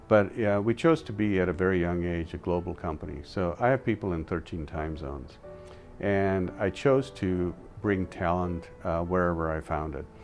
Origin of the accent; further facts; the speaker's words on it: India; as I mentioned, I came from India where there was a lot of person-to-person interaction.